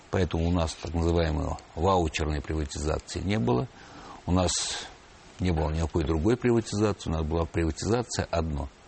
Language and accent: Russian; Baku, Azerbaijan; born there; Баку э, состоит из районов. Ага. Я родился в Ленинском районе, где расположены как все старые месторождения и нефтяные промыслы.